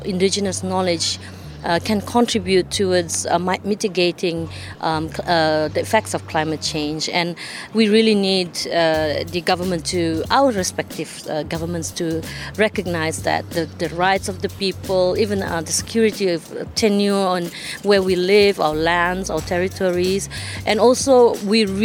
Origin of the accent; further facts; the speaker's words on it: Sabah, Malaysia; I come from the Katazan community. Katazan community, we live in the island of Borneo. I'm from the state of Sabah, Malaysia